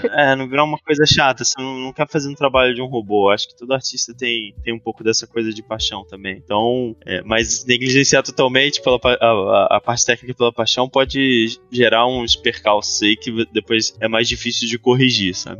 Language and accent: Portuguese; Rio de Janeiro, Brazil; moved away as an adult; now in São Paulo, Brazil; A gente originalmente é do Rio de Janeiro, a gente está agora situado em São Paulo há alguns anos